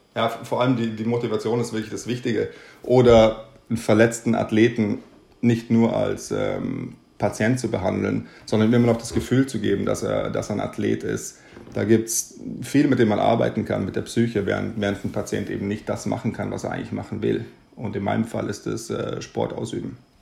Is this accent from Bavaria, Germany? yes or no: yes; Munich, Bavaria, Germany; moved away as an adult; also born or lived in Amsterdam, Netherlands; now in Stockholm, Sweden; Ich komme, wie gesagt, aus Deutschland, bin in München aufgewachsen